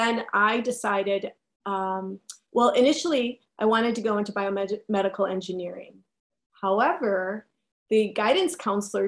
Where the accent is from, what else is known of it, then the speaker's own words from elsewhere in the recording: Milwaukee, Wisconsin, United States; I was born and raised in Milwaukee, Wisconsin